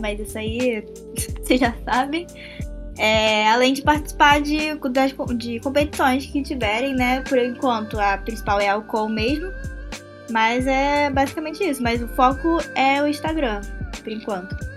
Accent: Rio de Janeiro, Brazil; Eu sou de Jacarepaguá.

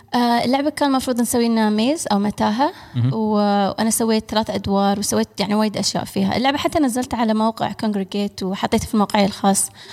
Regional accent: United Arab Emirates; انا الاماراتيه الوحيده في البرنامج

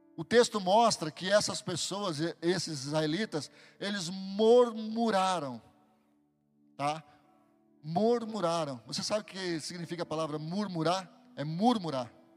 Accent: Barbacena, Minas Gerais, Brazil; quando eu era pequeno, lá em Barbacena

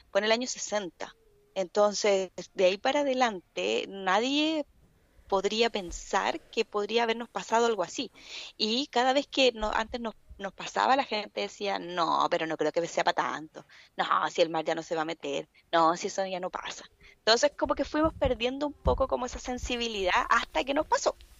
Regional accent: Chile; nosotros como, como chilenos, después de haber vivido lo que pasó el 27F

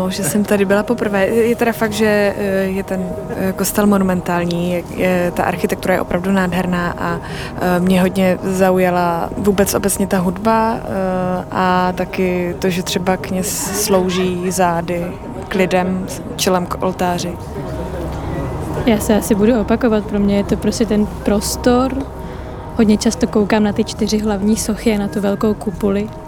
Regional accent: Brno, South Moravian Region, Czechia; Já jsem tady poprvé, já jsem z Brna.

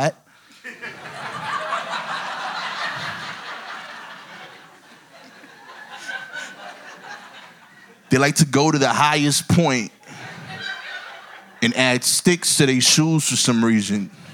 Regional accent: New York City, New York, United States; I'm from East New York, Brooklyn

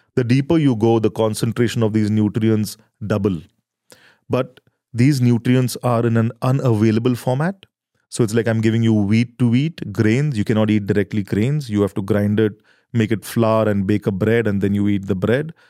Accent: India; we are farmers from India. And, uh, we come from a small village in the heartland of rural India

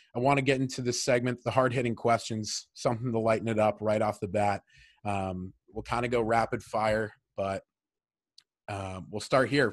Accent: Medfield, Massachusetts, United States; we grew up in Medfield together

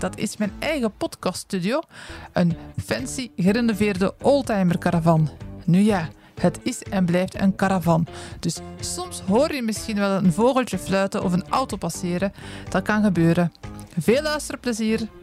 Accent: Werchter, Flanders, Belgium; ik ben van Werchter

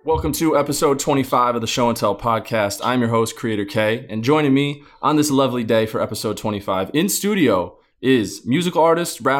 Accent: Glens Falls, Lake George, New York area, United States; moved away; also born or lived in Boston; when I tell them I'm from New York

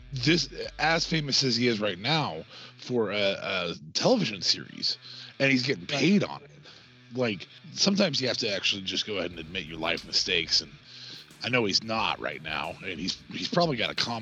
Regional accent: Nebraska, United States; I'm from Nebraska

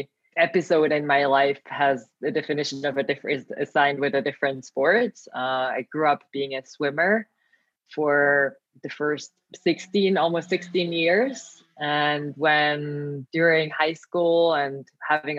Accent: Switzerland; moved away as an adult; now in Milan, Italy; I am Swiss national, born and raised here

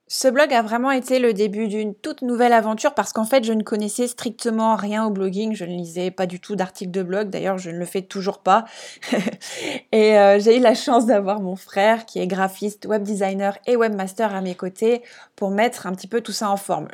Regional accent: Strasbourg, Grand Est, France; moved away as an adult; now in Réunion, France; je suis d'origine alsacienne, ouais, je suis née à Strasbourg

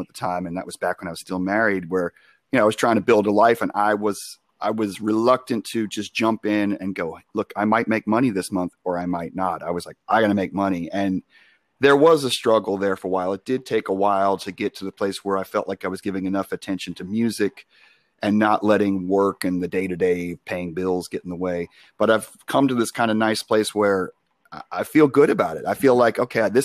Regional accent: Long Island, New York, United States; now in Charlotte, United States; I'm from Long Island

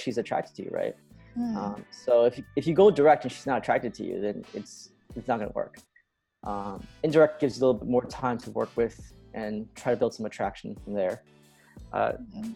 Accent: United States; I was born and raised in America.

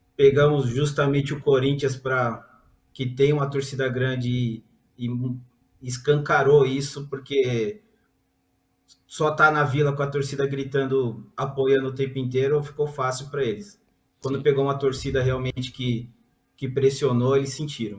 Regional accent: São Paulo, Brazil; eu que sou de São Paulo

